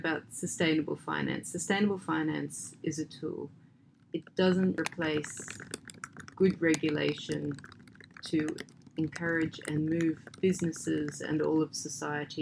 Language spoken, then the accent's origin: English; Australia; moved away; my home country is Australia